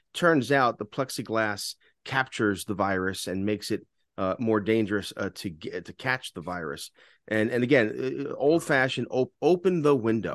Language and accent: English; New York City, New York, United States; growing up in New York, we always had a gas stove